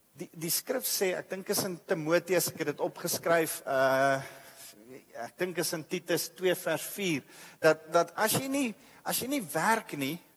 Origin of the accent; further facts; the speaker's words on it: South Africa; ons is as as as groep, as Af Afrikaner, as Suid-Afrika